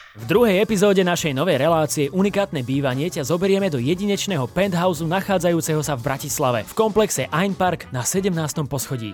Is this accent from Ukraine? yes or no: yes; Ukraine; moved away as an adult; also born or lived in Kyiv; ja som tá Ukrajinka